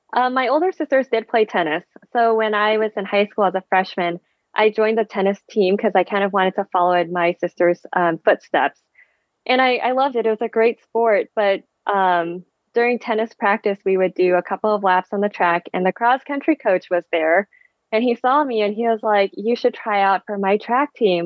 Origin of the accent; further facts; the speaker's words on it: East Bay, Bay Area, California, United States; first language Vietnamese; English is a second language; also born or lived in Vietnam / New York City / Boulder; So I grew up in the Bay Area. I was originally born in Vietnam, and my family and I immigrated to the Bay Area when I was two